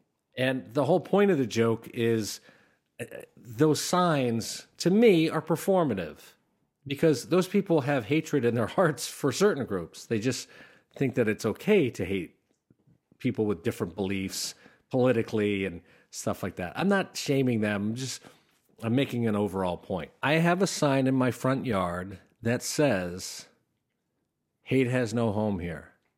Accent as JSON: {"language": "English", "town": "Schenectady", "region": "New York", "country": "United States", "tie": "born or raised there", "said": "I grew up in Schenectady, and it's kind of a blue-collar town, but there's a lot of old-school Democrats and a lot of newer Republicans"}